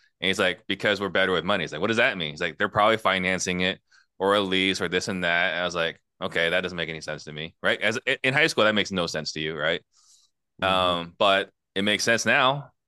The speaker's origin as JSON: {"language": "English", "country": "Italy", "tie": "born there", "said": "I was actually born in Italy. I was born in Italy in a refugee camp, right?"}